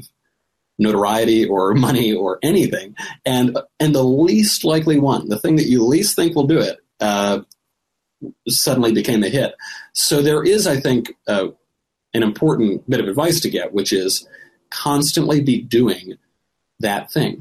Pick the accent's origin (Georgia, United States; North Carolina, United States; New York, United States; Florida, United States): New York, United States; we're from New York